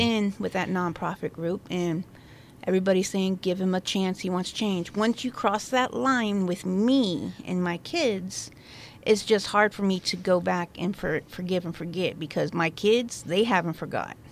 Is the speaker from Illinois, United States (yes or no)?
no; La Pine, Oregon, United States; moved away as an adult; also born or lived in Crescent, Oregon / Virginia; I am a native from La Pine. I lived there for about, I don't know, sixteen years, fifteen years. Then I ended up moving to Crescent